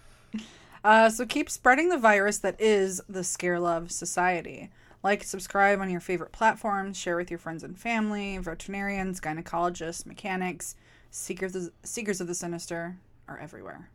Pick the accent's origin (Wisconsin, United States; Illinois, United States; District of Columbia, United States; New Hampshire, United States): Wisconsin, United States; Milwaukee; I'm from Milwaukee